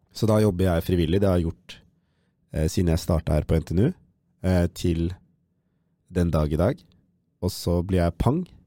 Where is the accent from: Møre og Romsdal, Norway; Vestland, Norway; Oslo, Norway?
Oslo, Norway; moved away as an adult; now in Trondheim, Norway; fra Oslo